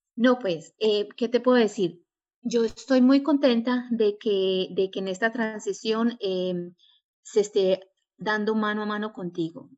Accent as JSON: {"language": "Spanish", "region": "New York", "country": "United States", "tie": "born or raised there", "also_born_or_lived": "Medellín, Colombia / Oriente Antioqueño, Colombia", "said": "yo nací en Colombia, en Medellín, eh, pero a la edad de seis años me vine para Estados Unidos, para Nueva York para ser más precisa, y, bueno, me estudié acá, eh, digamos que toda mi vida"}